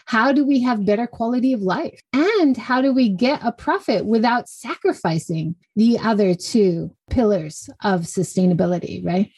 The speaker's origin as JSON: {"language": "English", "region": "Hawaii", "country": "United States", "tie": "born or raised there", "also_born_or_lived": "California / Kyushu, Japan", "moved": "as an adult", "lives_now": "Hiroshima, Japan", "said": "I grew up in Hawaii, went to university in California, came to Japan just after"}